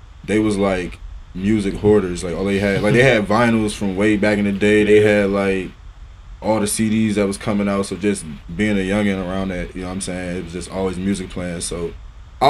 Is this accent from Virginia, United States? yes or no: yes; Northern Virginia, United States; also born or lived in Arlington, Virginia / Alexandria, Virginia / Bailey's Crossroads, Virginia / Manassas, Virginia; I'm from Northern Virginia. To be specific, I was born in Arlington Hospital